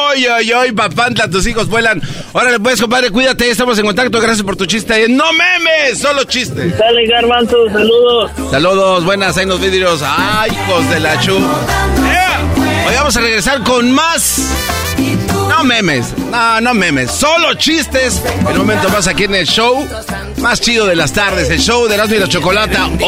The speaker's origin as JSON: {"language": "Spanish", "town": "Córdoba", "region": "Veracruz", "country": "Mexico", "moved": "yes", "lives_now": "Monterrey, Mexico", "said": "Yo soy de Veracruz, pero vivo en Monterrey. ¿De qué parte de Veracruz? de Córdoba."}